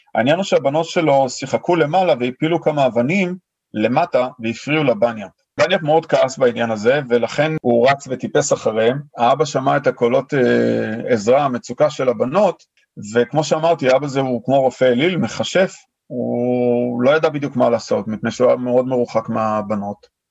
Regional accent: Israel; moved away as an adult; now in Sydney, Australia; אנחנו באים מישראל

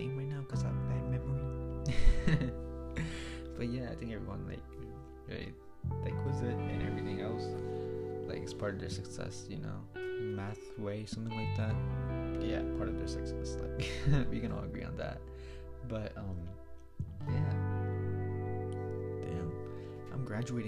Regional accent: New York, United States; I'm from New York

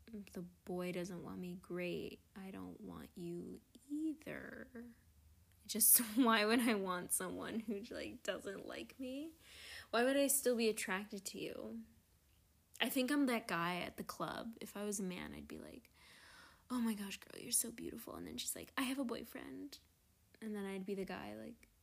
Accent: New York, United States; as a New Yorker

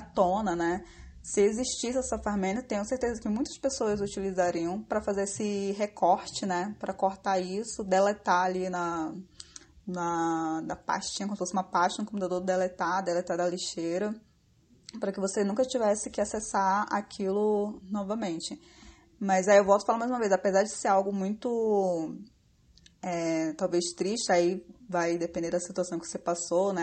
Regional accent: Amazonas, Brazil; moved away as an adult; now in Rio de Janeiro, Brazil; sou amazonense, morando já há cinco anos no Rio

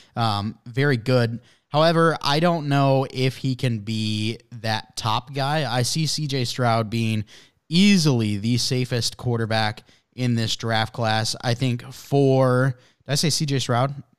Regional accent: Canada; I'm from Canada

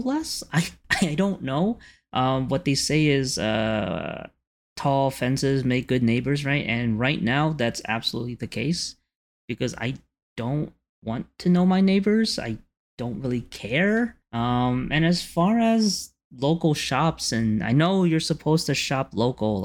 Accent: New York City, New York, United States; I used to have a sense of community when I grew up in Canarsie.

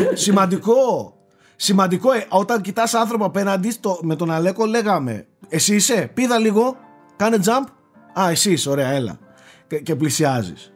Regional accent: Greece; ως Έλληνες

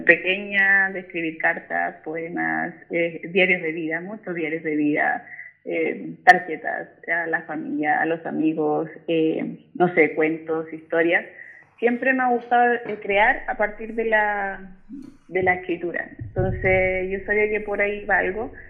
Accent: San Bernardo, Santiago Metropolitan Region, Chile; Yo soy de San Bernardo, yo vivo en la comuna de San ah, Bernardo.

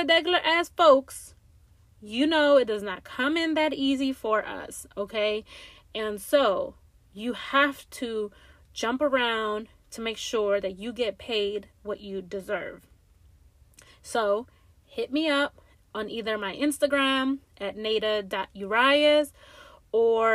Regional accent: Langley Park, Maryland, United States; little old Latina girl from growing up in Langley Park, Maryland, with immigrant parents

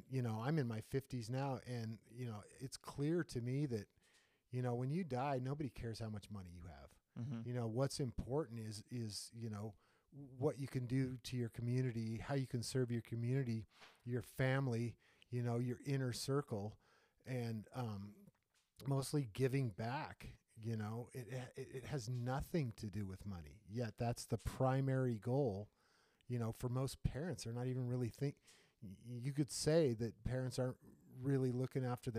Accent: United States; growing up in the United States

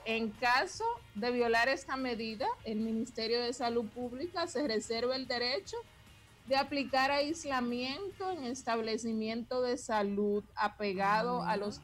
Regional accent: Dominican Republic; Yo como dominicana me fui con mi esposo dominicano para España

